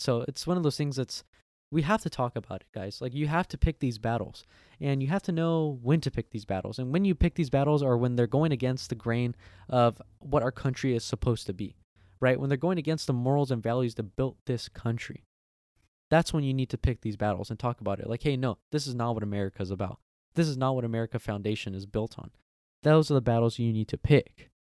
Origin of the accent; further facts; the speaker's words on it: United States; I'm American